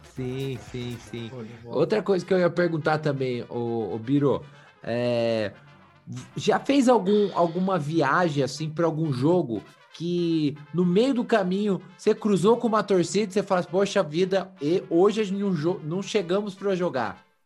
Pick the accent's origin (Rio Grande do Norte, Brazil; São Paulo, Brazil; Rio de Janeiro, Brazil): São Paulo, Brazil; São José dos Campos; eu sou de São José dos Campos, aqui do, do Vale do Paraíba